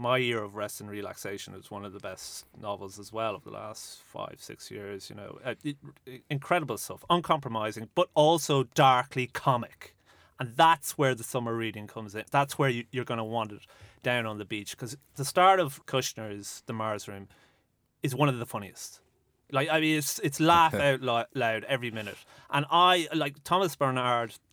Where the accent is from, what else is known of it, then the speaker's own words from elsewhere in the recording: Dublin, Leinster, Ireland; as a 20-year-old growing up in Dublin